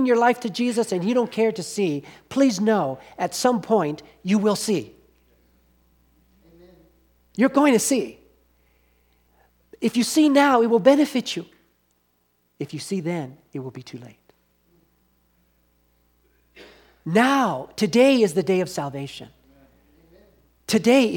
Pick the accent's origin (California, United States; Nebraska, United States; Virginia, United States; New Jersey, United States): California, United States; Southern; When I was living in, growing up in Southern California